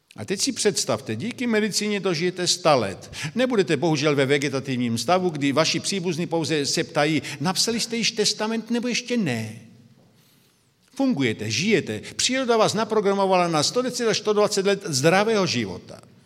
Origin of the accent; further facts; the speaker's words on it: Brno, South Moravian Region, Czechia; now in Slovakia; Já jsem z Brna, by to bylo zřejmé, tedy jsem Moravák narozením, pak žijí na Slovensku